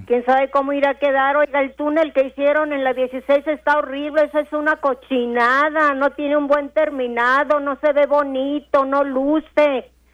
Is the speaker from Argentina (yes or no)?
no; Ciudad Juárez, Chihuahua, Mexico; yo como soy de aquí de Juárez